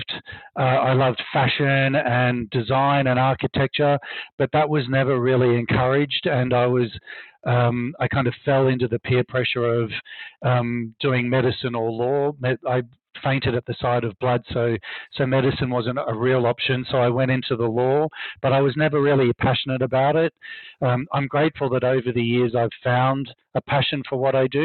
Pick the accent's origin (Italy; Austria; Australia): Australia; Brisbane, Queensland; moved away as an adult; now in New York, United States; as a little kid growing up, little gay kid growing up in Brisbane, Australia